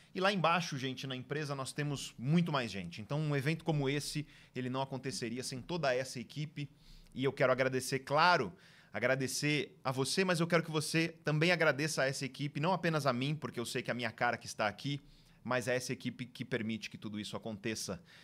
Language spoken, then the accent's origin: Portuguese; Santos, São Paulo, Brazil; Praia Grande, do lado da cidade de Santos, onde eu nasci